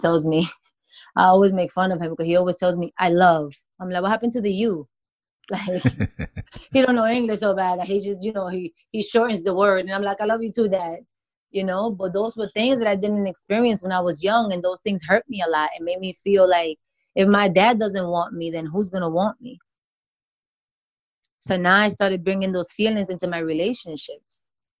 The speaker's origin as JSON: {"language": "English", "region": "New York", "country": "United States", "said": "because when I came here from New York, I became so attached to him"}